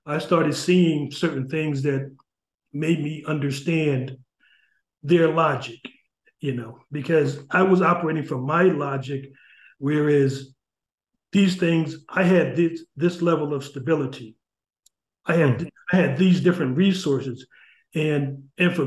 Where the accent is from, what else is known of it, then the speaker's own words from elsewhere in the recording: New Haven, Connecticut, United States; growing up in New Haven, I grew up, you know, in the projects in Ashland Street